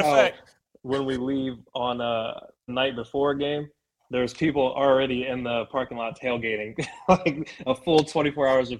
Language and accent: English; Ohio, United States; moved away as an adult; also born or lived in Toledo, Ohio; now in Buffalo, United States; I grew up in Ohio. I played football in the cold, in the snow, my entire life.